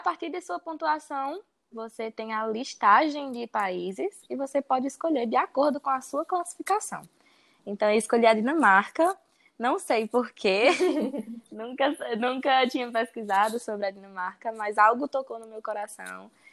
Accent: Crato, Ceará, Brazil; moved away; also born or lived in Iguatu / Denmark; Eu sou do Crato. Morei lá e depois me mudei para Iguatu.

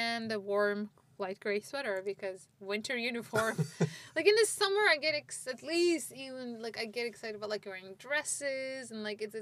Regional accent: Istanbul, Turkey; English is a second language; moved away as an adult; now in United States; growing up in Turkey

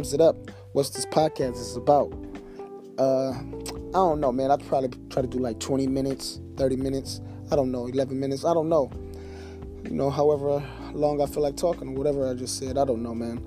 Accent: Detroit, Michigan, United States; I'm from Detroit, Michigan. You know, D-Baby. 7 Mile, Better Mile, East Side.

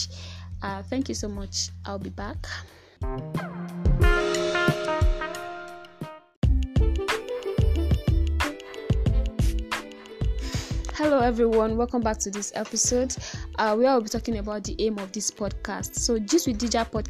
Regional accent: Ibadan, Oyo, Nigeria; accent: Nigerian; I'm probably a Yoruba girl, not to brag, but from the biggest city in Nigeria, Ibadan

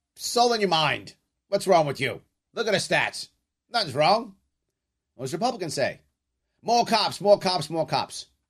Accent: New York City, New York, United States; For those of you who may know the South Bronx, I grew up on Walton Avenue

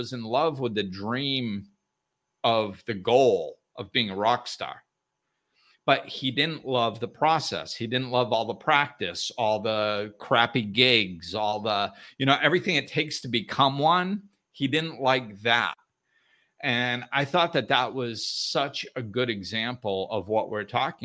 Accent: Northeast, United States; I grew up in the Northeast

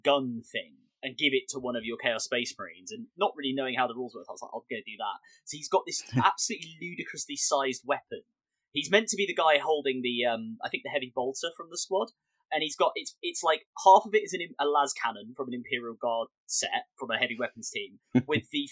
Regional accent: Bexley, London, United Kingdom; I'm from like Bexley. I'm from like Southeast London

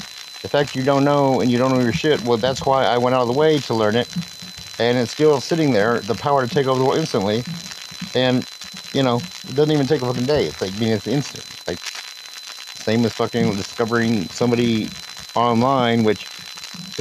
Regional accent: United States; English-speaking, you know, American white boy, well, American origin

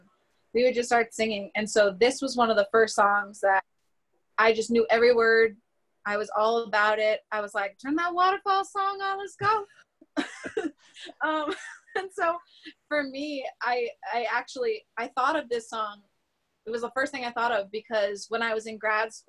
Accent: United States; I'm clearly American

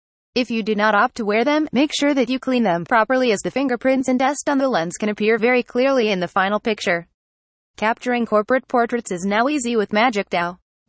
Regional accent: Singapore; from Singapore.

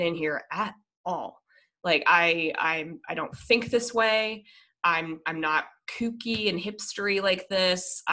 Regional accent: Colorado, United States; I'm originally from Colorado

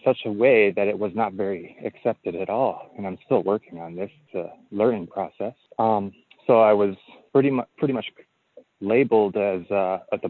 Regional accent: Eau Claire, Wisconsin, United States; when I was 6 years old, I was growing up in Wisconsin in a little town called Eau Claire, Wisconsin

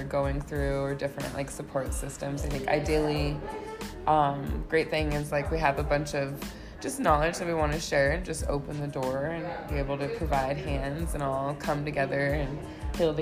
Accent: Denver, Colorado, United States; I'm a native from Denver, Colorado, and I am 31 years old

